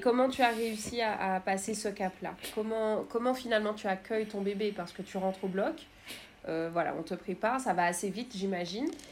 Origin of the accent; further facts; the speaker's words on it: Martinique; je suis martiniquaise